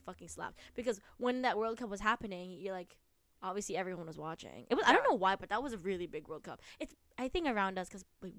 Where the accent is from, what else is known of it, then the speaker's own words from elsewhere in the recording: United States; Sorry, we're American, so we're going to be saying soccer.